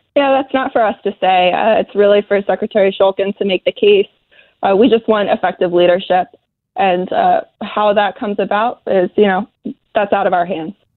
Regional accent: Philadelphia, Pennsylvania, United States; I grew up in the Philly area.

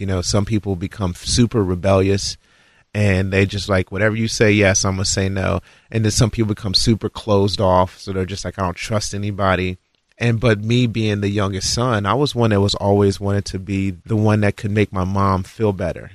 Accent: Florence, Kentucky, United States; Born in Florence, Kentucky.

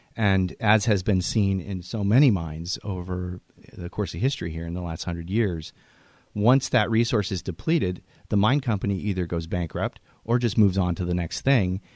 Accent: Puget Sound, Washington, United States; a kid growing up in Puget Sound

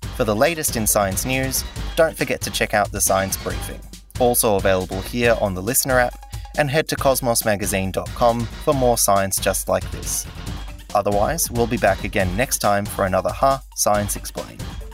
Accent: Cyprus; I was born in Cyprus to a biologist and an architect

